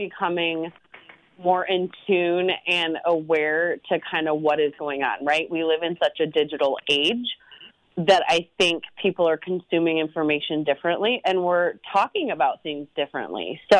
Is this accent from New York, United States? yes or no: no; Cedar Rapids, Iowa, United States; moved away as an adult; Growing up in the state of Iowa, I grew up in Cedar Rapids, but as you mentioned, I left for about 18 years to build my resume with the goal of always landing back in Iowa